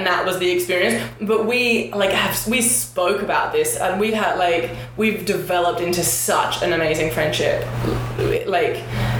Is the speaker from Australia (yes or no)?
yes; Perth, Western Australia, Australia; moved away as an adult; now in New York, United States; So I came to New York. We're all from Perth. And I came to New York almost 5 years ago.